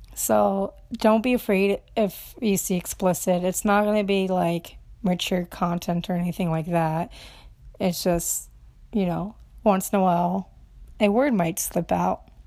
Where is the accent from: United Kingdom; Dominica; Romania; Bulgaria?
Romania; English is a second language; now in Minnesota, United States; I'm from Romania. I've been here seventeen years in the U S, in Minnesota